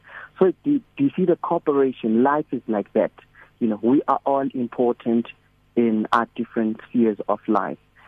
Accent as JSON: {"language": "English", "region": "Eastern Cape", "country": "South Africa", "tie": "born or raised there", "moved": "as an adult", "lives_now": "Johannesburg, South Africa", "said": "born and bred in the Eastern Cape in a town called Ellis"}